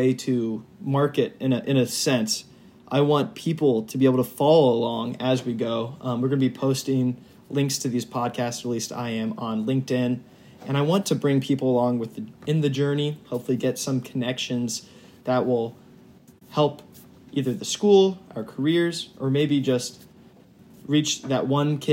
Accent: Indianapolis, Indiana, United States; moved away as an adult; now in Ohio, United States; I'm from Indianapolis, Indiana. Now I'm at the ICC in Ohio.

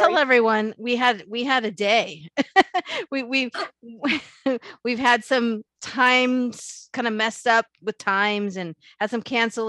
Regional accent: Los Angeles, California, United States; I grew up in Granada Hills

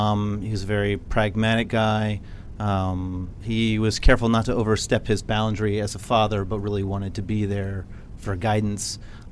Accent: San Antonio, Texas, United States; I'm originally from San Antonio, Texas.

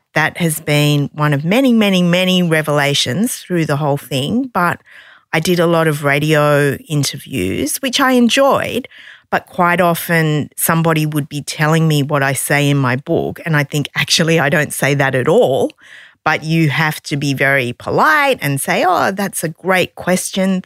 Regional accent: Sydney, New South Wales, Australia; I'm from Sydney

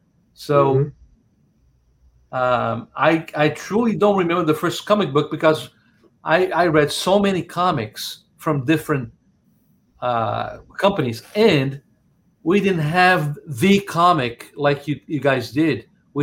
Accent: Brazil; moved away; I was born in Brazil.

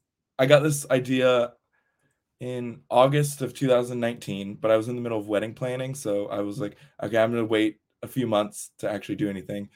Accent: Texas, United States; Oh, yes. I was from Texas.

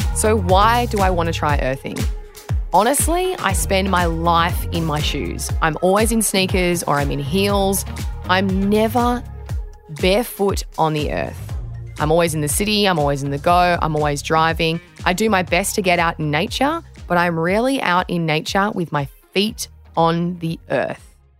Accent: Australia; I'm former Australian beach sprinter and fitness trainer

